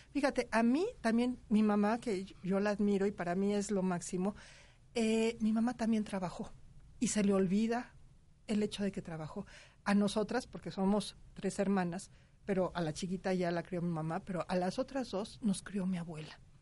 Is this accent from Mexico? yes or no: yes; Mexico; como mexicanos